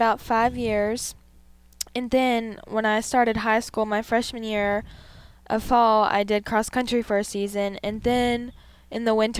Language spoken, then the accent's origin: English; North Carolina, United States; So I'm 16 years old. I'm from North Carolina. I'm a twin